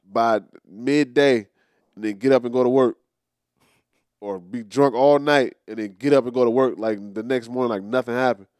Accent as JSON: {"language": "English", "country": "United States", "tie": "born or raised there", "said": "I am an American. It's on, it's, it's on my, it's on my birth certificate"}